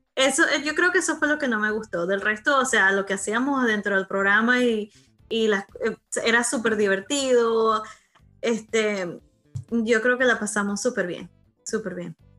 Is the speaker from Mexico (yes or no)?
no; Venezuela; moved away as an adult; mi infancia, mi vida en Venezuela, porque después del Club de los Tigritos duré fue un año y me vine para acá. Mi infancia, mi adolescencia, mis primeros amores, mi, bachillerato, todo lo pasé